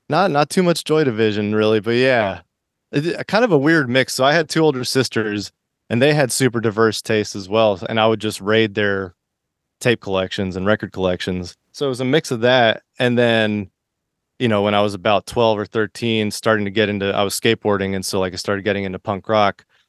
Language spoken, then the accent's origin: English; Miami, Florida, United States; moved away; also born or lived in Boston / San Diego / New York; I grew up in Florida and Miami, and then I moved to Boston